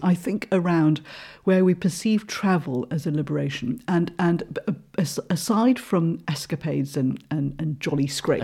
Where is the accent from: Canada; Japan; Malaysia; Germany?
Malaysia; now in United Kingdom; I'm originally from Malaysia